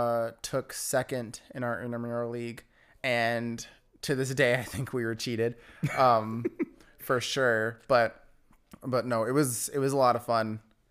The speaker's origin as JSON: {"language": "English", "town": "Riverside", "region": "California", "country": "United States", "tie": "born or raised there", "said": "Martin Luther King High School in Riverside."}